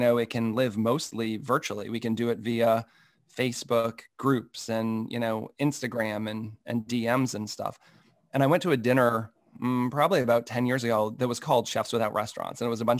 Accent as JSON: {"language": "English", "region": "Massachusetts", "country": "United States", "tie": "born or raised there", "said": "Yeah, so I grew up in Massachusetts, a little outside of Boston"}